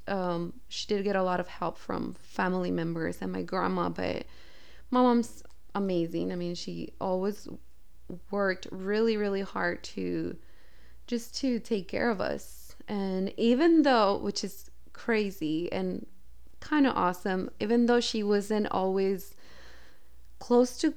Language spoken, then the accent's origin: English; El Paso, Texas, United States; born there; here in El Paso, Texas. My mom and my dad were living in Dallas.